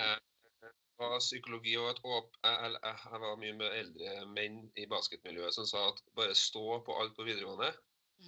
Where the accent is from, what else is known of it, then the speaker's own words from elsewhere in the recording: Trondheim, Trøndelag, Norway; jeg er jo fra Trondheim